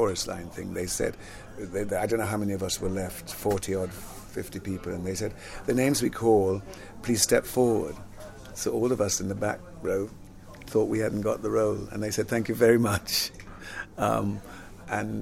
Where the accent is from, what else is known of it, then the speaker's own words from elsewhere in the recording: London, United Kingdom; also born or lived in Jamaica / Palmers Green; I was born in Jamaica though, but I grew up in London